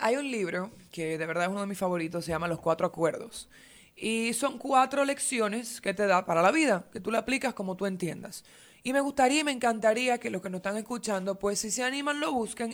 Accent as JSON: {"language": "Spanish", "country": "Dominican Republic", "said": "nosotros dominicanos que no crecimos con esto"}